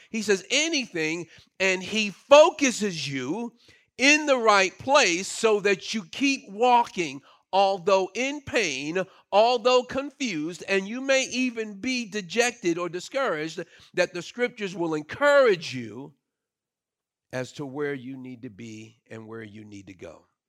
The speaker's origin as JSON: {"language": "English", "town": "Brooklyn", "region": "New York", "country": "United States", "tie": "born or raised there", "moved": "yes", "said": "I grew up in Brooklyn and all of my experience was city"}